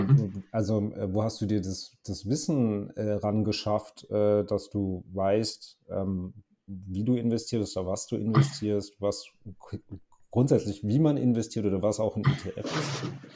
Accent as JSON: {"language": "German", "area": "near Karlsruhe", "region": "Baden-Württemberg", "country": "Germany", "said": "ich komme ja aus der Nähe von Karlsruhe"}